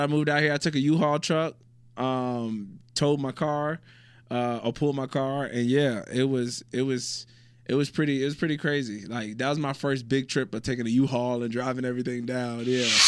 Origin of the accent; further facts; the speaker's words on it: Virginia, United States; moved away as an adult; also born or lived in North Carolina / Illinois / Utah / Malaysia; now in Abu Dhabi, United Arab Emirates; originally from Virginia